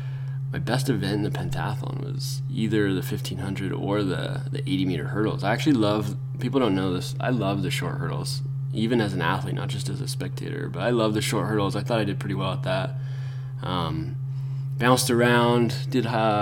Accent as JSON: {"language": "English", "town": "Grand Junction", "region": "Colorado", "country": "United States", "tie": "born or raised there", "also_born_or_lived": "Orem, Utah / Lindon, Utah / Cedar City, Utah / Atlanta, Georgia", "moved": "yes", "lives_now": "Utah, United States", "said": "But I was born in Colorado, Grand Junction, to be specific, and then sooner or later migrated to Utah, where I consider home now"}